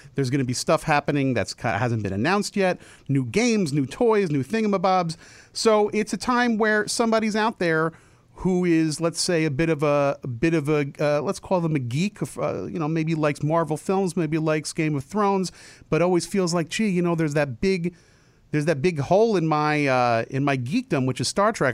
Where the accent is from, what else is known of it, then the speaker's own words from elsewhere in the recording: New Jersey, United States; I grew up in New Jersey